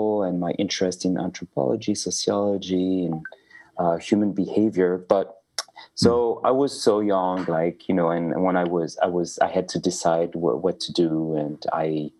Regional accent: Paris, Île-de-France, France; I'm a French filmmaker. So I was born in Paris and grew up in Paris

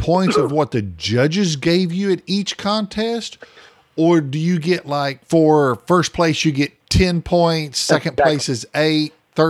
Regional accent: Oklahoma, United States; We're from Oklahoma.

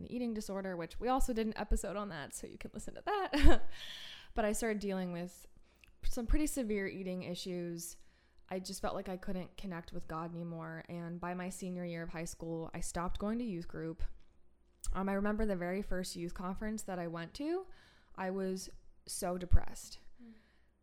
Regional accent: Steubenville, Ohio, United States; Franciscan University of Steubenville, which is, I mentioned before, is in my hometown

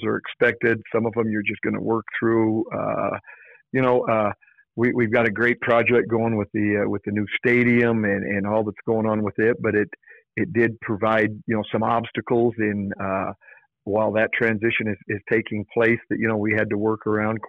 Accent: Kemmerer, Wyoming, United States; now in Lander, United States; having both my wife and I been from Wyomingites, and I'm from Kemmer

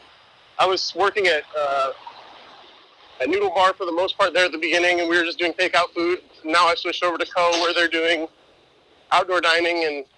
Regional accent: Arizona, United States; also born or lived in Manhattan, New York; now in New York City, United States; both Hannah and I are from the Southwest, so she's from Southern California and I'm from Arizona.

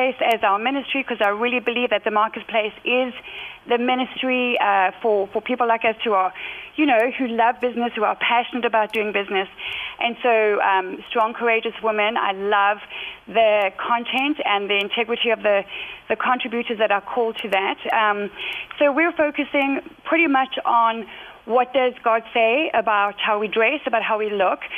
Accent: South Africa; moved away as an adult; also born or lived in United Kingdom; I was born and raised in South Africa, and then at 31 moved over to the UK, where we have been for about 15 years.

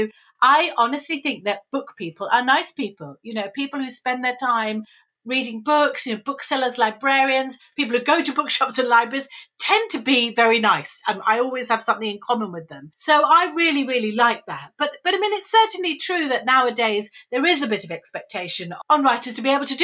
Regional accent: Saltdean, South East England, United Kingdom; near where I was brought up in Saltdean

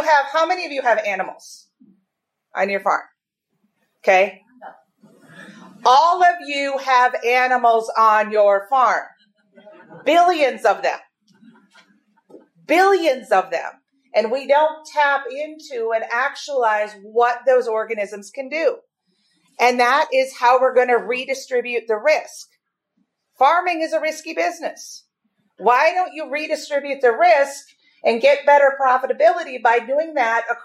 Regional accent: Minnesota, United States; moved away as an adult; also born or lived in North Dakota; I was raised in Minnesota

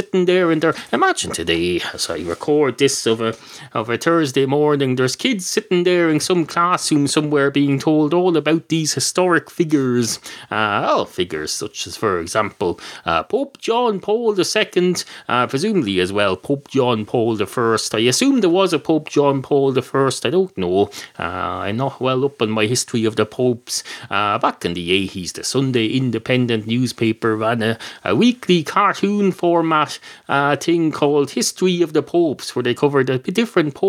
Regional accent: Ireland; I've got Irish.

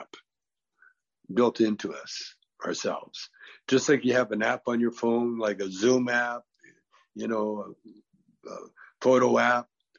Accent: Canada; now in California, United States; I grew up in Canada

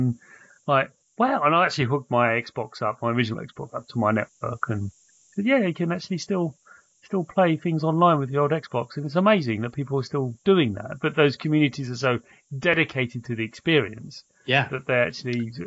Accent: United Kingdom; being British

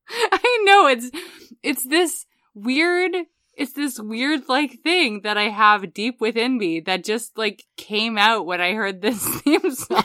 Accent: United States; as an American growing up in the nineties

